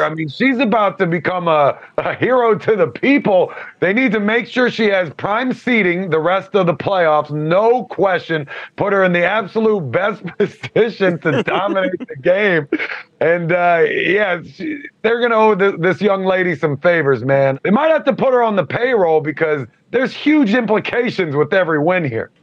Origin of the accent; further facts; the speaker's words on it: Alexandria, Virginia, United States; I grew up in Alexandria, Virginia